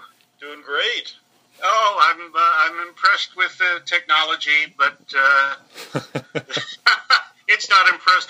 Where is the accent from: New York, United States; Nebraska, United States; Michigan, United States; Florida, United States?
Michigan, United States; Detroit; accent: American; moved away as an adult; also born or lived in Arizona / Pennsylvania; I grew up in Detroit, Michigan.